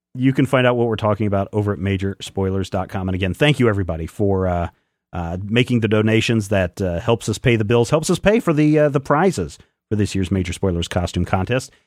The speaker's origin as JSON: {"language": "English", "town": "Pomona", "region": "Kansas", "country": "United States", "tie": "born or raised there", "said": "When I was growing up in eastern Kansas, uh, there is a river between, uh, the small town of Pomona where I grew up"}